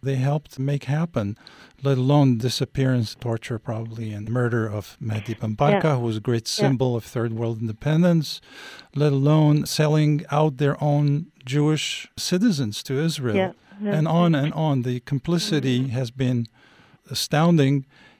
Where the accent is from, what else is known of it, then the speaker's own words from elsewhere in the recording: Algeria; moved away; Morocco, when I was growing up in Algeria